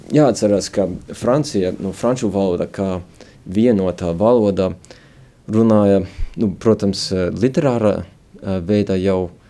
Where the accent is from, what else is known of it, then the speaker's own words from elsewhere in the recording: United States; moved away as an adult; now in Riga, Latvia; Es esmu dzimis un eh, arī uzaugu ASV puslatviešu ģimenē